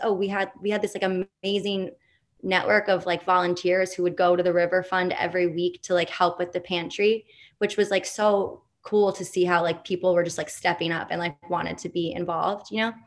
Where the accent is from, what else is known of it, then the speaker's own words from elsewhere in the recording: New York City, New York, United States; I grew up in New York City